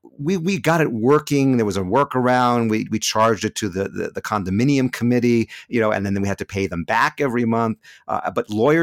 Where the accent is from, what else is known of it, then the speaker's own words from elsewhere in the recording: California, United States; moved away as an adult; now in Jerusalem, Israel; the car that we bought when we immigrated to Israel back in 1995. We came from California, been in Jerusalem ever since.